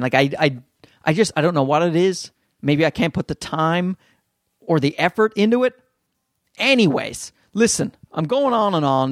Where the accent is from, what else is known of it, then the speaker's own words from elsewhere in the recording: Newfoundland and Labrador, Canada; accent: Newfie; my Newfie accent